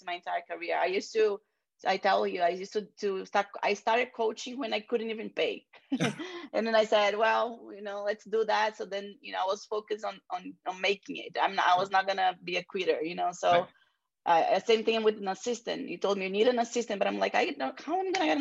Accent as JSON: {"language": "English", "country": "Brazil", "second_language": "English", "moved": "yes", "lives_now": "Miami, United States", "said": "I'm from Brazil"}